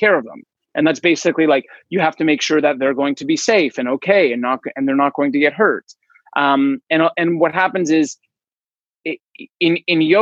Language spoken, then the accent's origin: English; Toronto, Ontario, Canada; I was born in Toronto, Ontario